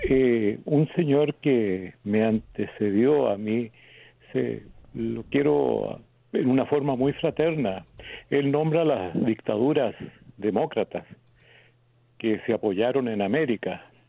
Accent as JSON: {"language": "Spanish", "country": "Chile", "said": "Mi país Chile, mi país Chile"}